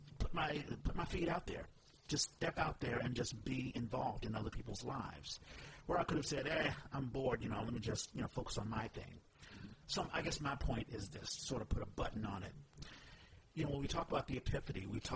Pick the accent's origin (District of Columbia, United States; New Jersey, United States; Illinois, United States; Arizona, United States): District of Columbia, United States; Washington; I'm from Washington, D.C.